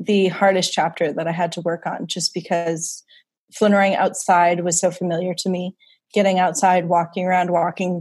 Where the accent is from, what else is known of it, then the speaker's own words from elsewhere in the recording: Wisconsin, United States; moved away as an adult; now in New York, United States; growing up in the Midwest, we did a lot of Sunday drives.